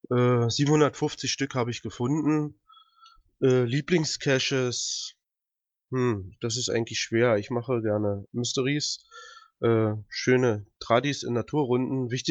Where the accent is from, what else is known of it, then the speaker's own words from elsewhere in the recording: Peitz, Brandenburg, Germany; Äh, bin aus Peitz, aus Brandenburg, da wo der Karpfen herkommt.